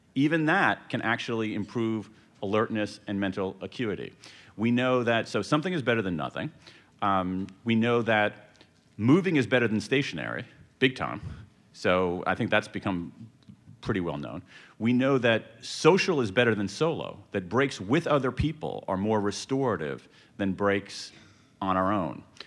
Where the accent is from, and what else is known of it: American Midwest, United States; born or raised there